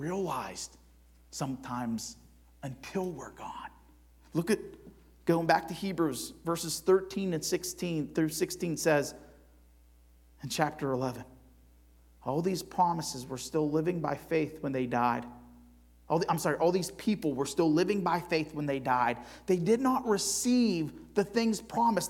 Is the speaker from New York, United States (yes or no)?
no; Cleveland, Ohio, United States; I'm from Cleveland